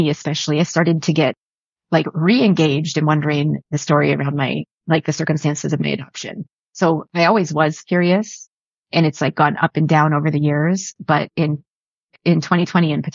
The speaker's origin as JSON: {"language": "English", "town": "Buffalo", "region": "New York", "country": "United States", "tie": "born or raised there", "said": "I was born in Buffalo in the 70s."}